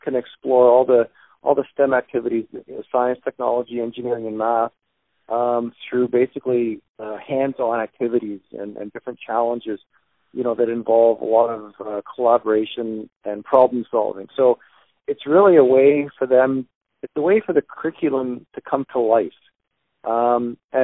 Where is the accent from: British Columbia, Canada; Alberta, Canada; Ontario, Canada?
Ontario, Canada; London; now in Windsor, Canada; growing up in London, we had a small shop in our garage